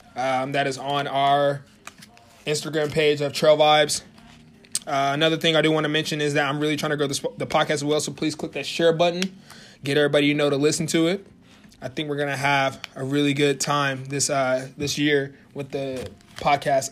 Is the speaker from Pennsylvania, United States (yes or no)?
no; Norman, Oklahoma, United States; moved away as an adult; now in Springfield, United States; moved from my hometown of Norman, Oklahoma, and I moved to my new town of Springfield, Missouri